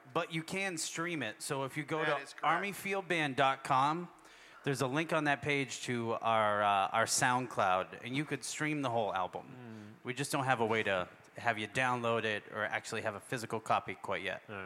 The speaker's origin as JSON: {"language": "English", "town": "Worcester", "region": "Massachusetts", "country": "United States", "tie": "born or raised there", "moved": "yes", "said": "I grew up in Worcester, Massachusetts"}